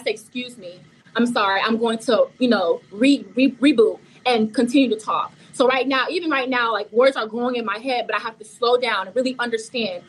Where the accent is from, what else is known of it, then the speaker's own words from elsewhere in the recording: Broward County, Florida, United States; first language Haitian Creole; English is a second language; moved away as an adult; now in Tallahassee, United States; I'm from Broward County, Florida, where people may seem as the hood